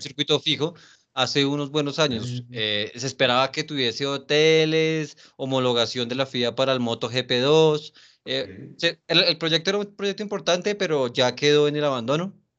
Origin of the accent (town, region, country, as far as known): Colombia